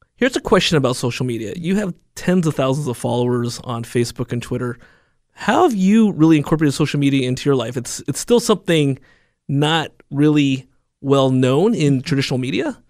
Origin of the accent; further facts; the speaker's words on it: Alameda, California, United States; my hometown, Alameda